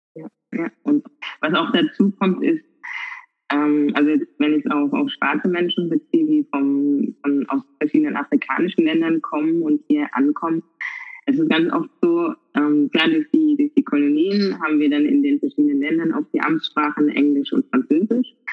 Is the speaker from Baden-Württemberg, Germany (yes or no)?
yes; Karlsruhe, Baden-Württemberg, Germany; ich bin halt Karlsruherin. Und äh, ich glaube, man hört es auch so ein bisschen am äh, Dialekt. Und ähm, ich wurde in Karlsruhe geboren, bin aufgewachsen